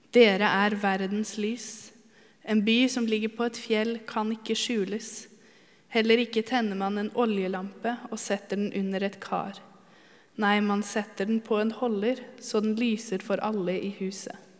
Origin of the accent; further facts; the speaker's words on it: Halden, Østfold, Norway; moved away; jeg kommer fra Halden